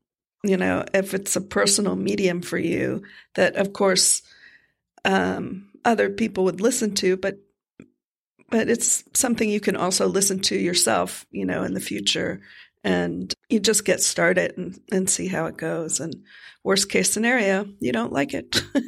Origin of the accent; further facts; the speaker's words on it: Miami, Florida, United States; I am from Miami, Florida originally